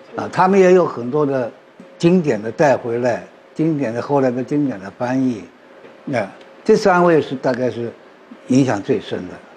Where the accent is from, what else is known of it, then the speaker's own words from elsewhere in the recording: India; Chinese is a second language; moved away; 我是来自，呃，印度的